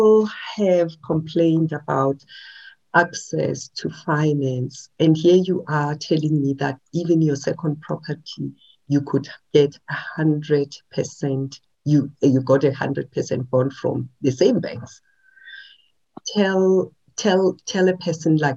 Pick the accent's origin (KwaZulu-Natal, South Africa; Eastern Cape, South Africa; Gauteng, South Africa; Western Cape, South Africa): Gauteng, South Africa; Soshanguve; I'm from Soshanguve too